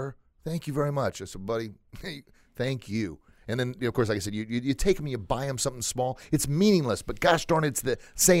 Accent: Granite City, Illinois, United States; I grew up on a farm outside of Granite.

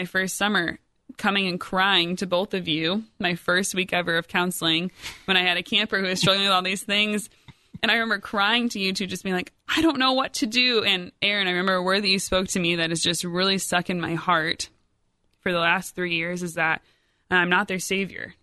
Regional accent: Rockford, Illinois, United States; moved away as an adult; also born or lived in Iowa; now in Centerburg, Ohio, United States; I was born and raised in Rockford, Illinois

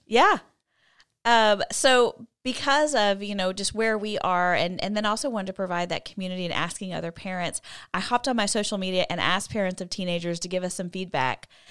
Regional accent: College Station, Texas, United States; I grew up in College Station where Texas A and M is

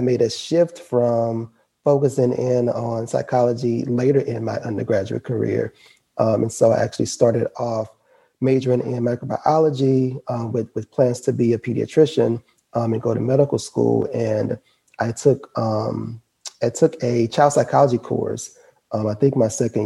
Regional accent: Baton Rouge, Louisiana, United States; I am a Louisiana native, born and raised in Baton Rouge, Louisiana

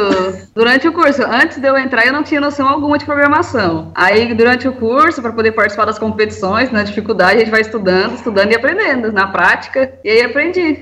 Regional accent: Itapagipe, Minas Gerais, Brazil; Sou da região do Triângulo Mineiro, numa cidade chamada Itapajipe, perto ah, de Uberlândia

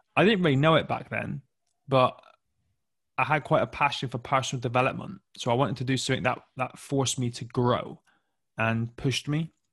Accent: Plymouth, South West England, United Kingdom; I grew up in the southwest of England, uh, in a county called Devon, in a little city called Plymouth

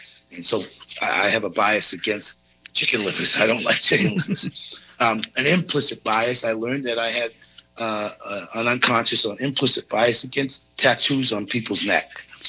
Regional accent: East Coast, United States; I grew up on the East Coast at a time when being gay was very negative

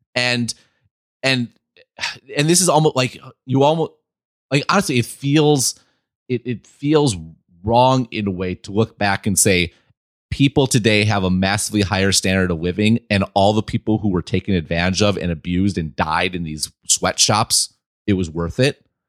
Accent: Midwest, United States; I'm from the Midwest

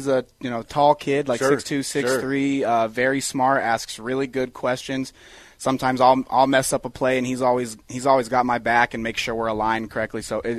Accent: Aurora, Colorado, United States; I grew up in Aurora. I went to Eagle Crest High School.

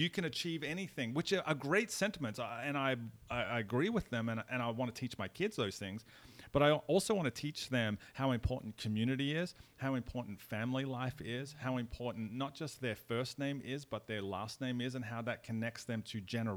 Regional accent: Australia; accent: Australian

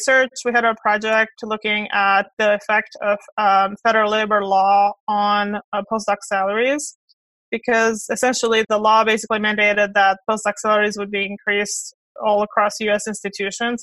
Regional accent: Romania; moved away as an adult; also born or lived in Kentucky / South Carolina / Georgia; now in United States; So I was born in Romania and moved here in 2001, did my undergraduate at Clemson

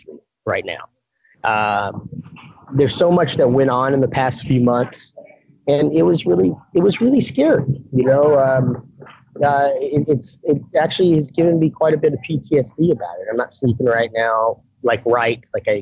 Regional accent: Texas, United States; I grew up in Texas, and specifically this place that I'm taking over

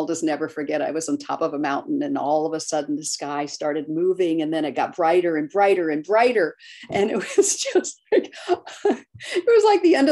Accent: Maryland, United States; moved away; But I grew up in Maryland

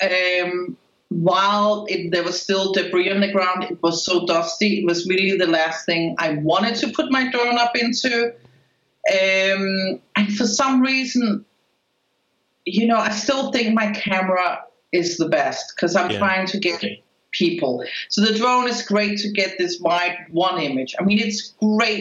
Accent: Spain; accent: Spanish accent; now in United States; Here in America, I'm a foreigner, but I don't think people can really place me, and I also speak Spanish. I grew up in Spain.

